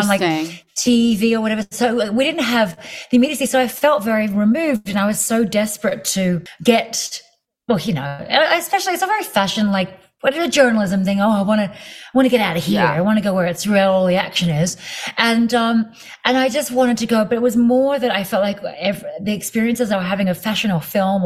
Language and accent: English; Australia; moved away as an adult; also born or lived in London; now in United States; I'm a proud Aussie. I have lived here